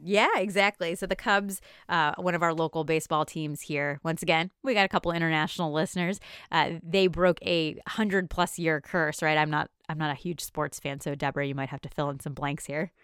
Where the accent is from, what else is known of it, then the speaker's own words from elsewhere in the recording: near Chicago, Illinois, United States; I grew up near Chicago